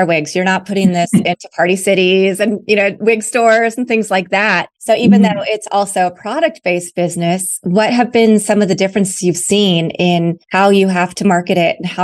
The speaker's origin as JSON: {"language": "English", "town": "Lawrence", "region": "Kansas", "country": "United States", "tie": "born or raised there", "said": "I grew up in Lawrence, Kansas. So it's a relatively small town."}